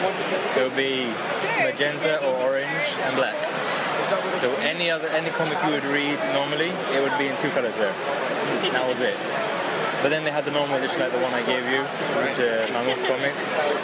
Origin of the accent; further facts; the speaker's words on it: Greece; also born or lived in London, United Kingdom; We in Greece... Well, basically, I'm also half Irish, so I grew up in London at some point, too.